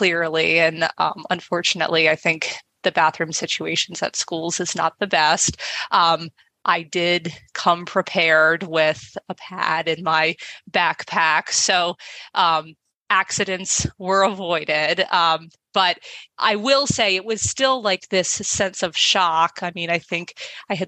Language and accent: English; Baltimore, Maryland, United States; I grew up in Baltimore, Maryland